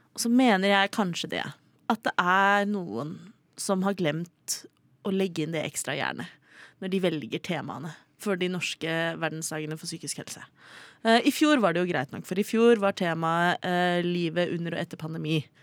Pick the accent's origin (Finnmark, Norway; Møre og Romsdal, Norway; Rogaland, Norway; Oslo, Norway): Oslo, Norway; jeg er fra Oslo